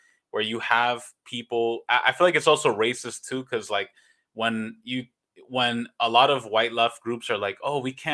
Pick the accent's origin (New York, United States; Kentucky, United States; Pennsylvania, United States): New York, United States; New York City; now in Los Angeles, United States; I'm born and raised in New York. And I grew up in a neighborhood of New York called Jamaica, Queens